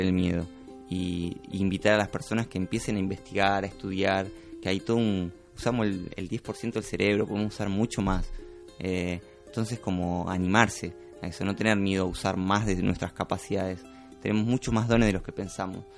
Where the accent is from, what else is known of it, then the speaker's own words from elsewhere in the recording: Buenos Aires, Argentina; moved away as an adult; me crié en Buenos Aires